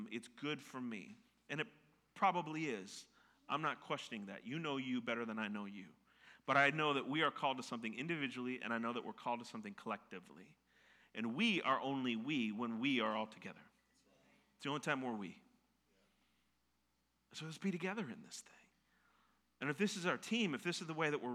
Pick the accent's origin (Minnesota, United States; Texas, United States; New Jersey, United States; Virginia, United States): Minnesota, United States; I'm from Minnesota